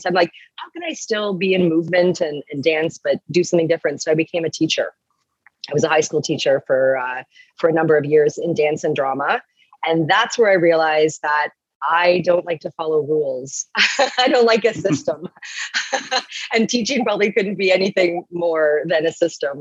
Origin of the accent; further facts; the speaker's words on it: Toronto, Ontario, Canada; I'm from Toronto, from Ontario